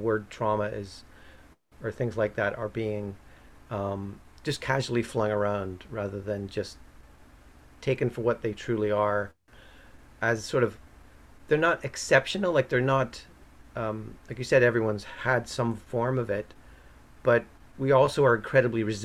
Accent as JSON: {"language": "English", "country": "Ireland", "moved": "yes", "lives_now": "Canada", "said": "I'm from Ireland"}